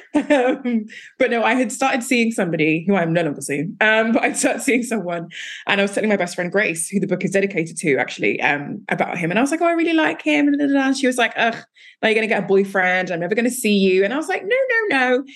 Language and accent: English; Nigeria; I'm Nigerian